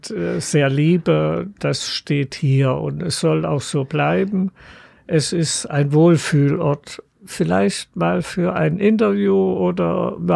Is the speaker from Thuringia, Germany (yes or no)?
yes; Eisenberg, Thuringia, Germany; moved away as an adult; now in Jena, Germany; Nein, ich bin 25 Kilometer von hier entfernt geboren, geboren in Eisenberg und habe dort 30 Jahre gewohnt und bin 76 nach Jena gezogen.